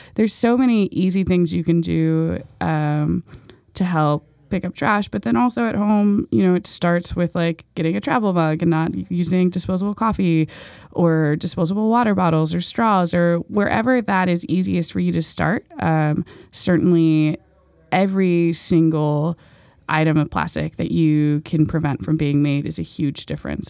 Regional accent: Baltimore, Maryland, United States

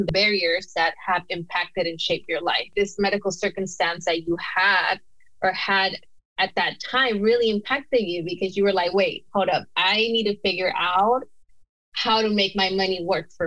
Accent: Los Angeles, California, United States; I'm from South LA, so I know we grew up in different neighborhoods

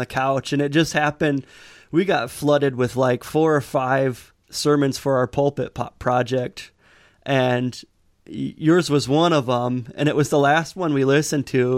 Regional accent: Michigan, United States; we're from Michigan

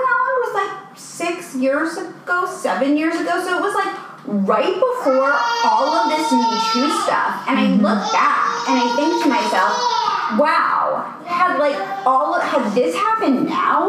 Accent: New York City, New York, United States; I'm from New York City

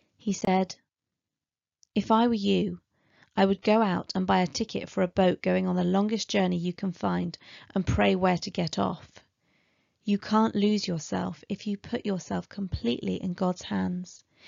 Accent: Aylesbury, South East England, United Kingdom; moved away; my hometown of Aylesbury

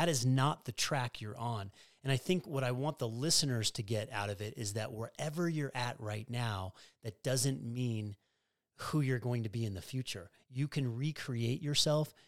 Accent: Denver, Colorado, United States; moved away as an adult; growing up in Colorado, it's not a tennis culture. And so for me to go from Denver, Colorado

